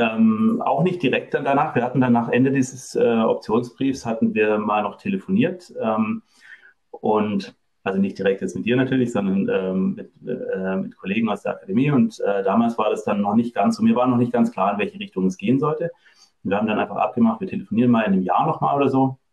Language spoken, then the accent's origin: German; Germany; moved away as an adult; also born or lived in France; now in Norway; Ursprünglich komme ich aus Deutschland